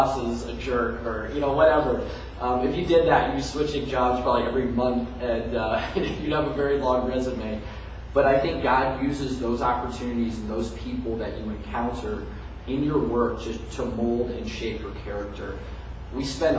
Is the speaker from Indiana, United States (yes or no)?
yes; Indianapolis, Indiana, United States; now in Bloomington, United States; I am a native Hoosier. I'm from Indianapolis